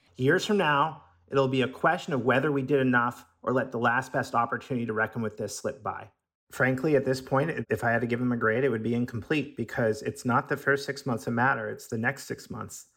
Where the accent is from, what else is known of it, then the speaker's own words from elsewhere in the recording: Seattle, Washington, United States; I'm from Seattle